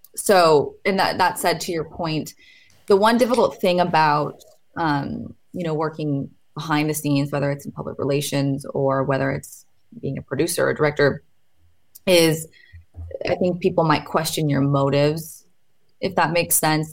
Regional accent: Portland, Oregon, United States; I'm from Portland

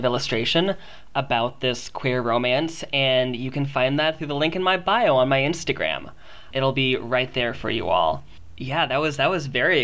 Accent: Kentucky, United States; I grew up in Kentucky

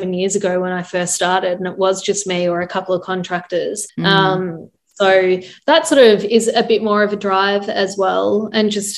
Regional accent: Australia; we are Australian and they love Australians.

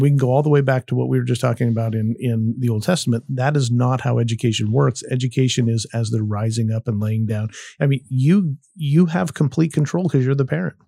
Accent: United States; I am an American

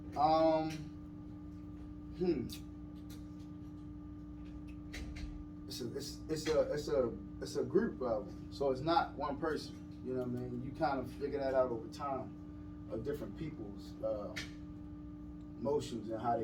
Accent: Baltimore, Maryland, United States; I'm from Baltimore

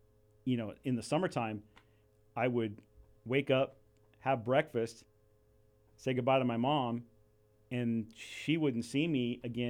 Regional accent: Ventura, California, United States; I can't say enough about growing up in Ventura and being able to do that in Ventura. And I think that speaks a lot about the Ventura community and who we are.

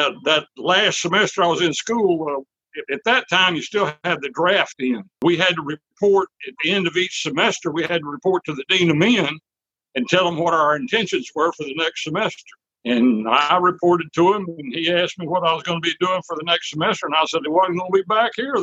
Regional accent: San Antonio, Texas, United States; I was born and raised in San Antonio, Texas.

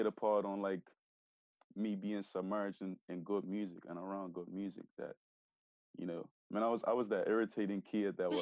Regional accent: Bermuda; I grew up, you know, a normal, typical Bermudian

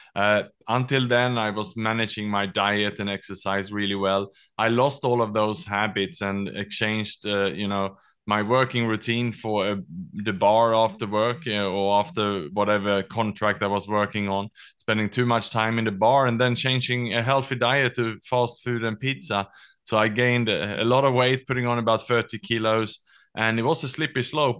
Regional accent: Sweden; also born or lived in Australia / Southeast Asia; now in Singapore; I was born in Sweden, educated in Australia, and then I lived and worked the last twenty years in Southeast Asia

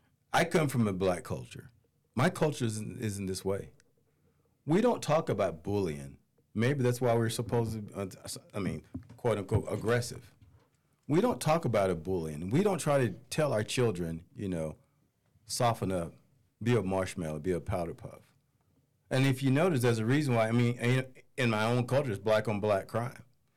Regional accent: Goldsboro, North Carolina, United States; Goldsboro, North Carolina.

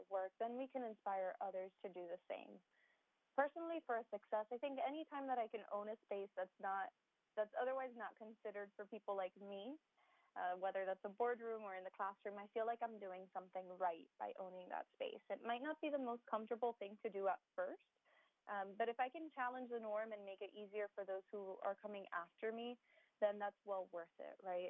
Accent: Miami, Florida, United States; first language Spanish; English is a second language; also born or lived in Gainesville; Miami born and raised

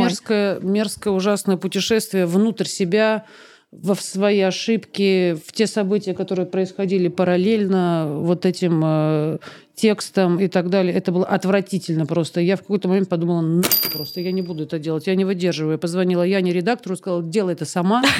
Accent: Barnaul, Altai Krai, Russia; now in Moscow, Russia; тебе же возвращаться в Барнаул еще

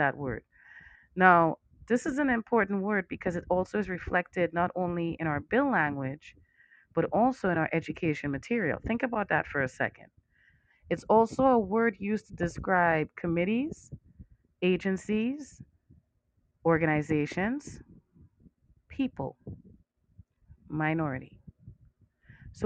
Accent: Trinidad & Tobago; now in United States; I'm from Trinidad

